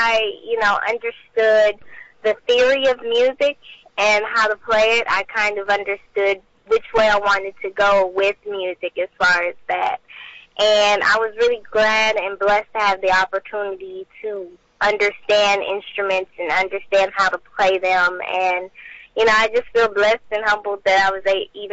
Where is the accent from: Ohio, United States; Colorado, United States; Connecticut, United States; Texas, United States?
Texas, United States; Port Arthur; I'm 18 years old, and I'm from Port Arthur, Texas.